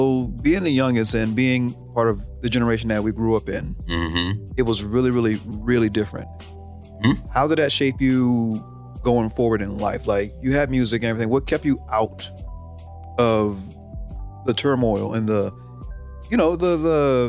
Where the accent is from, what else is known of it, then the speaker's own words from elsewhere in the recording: Miami, Florida, United States; And after, like, growing up in Miami, there's a lot of stuff that people misconceive